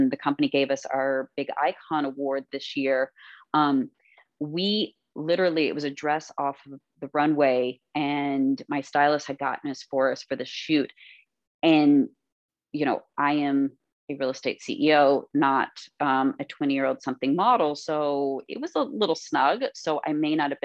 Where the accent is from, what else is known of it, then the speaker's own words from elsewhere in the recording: Kentucky, United States; also born or lived in Florida; now in New York, United States; we were little girls growing up in Kentucky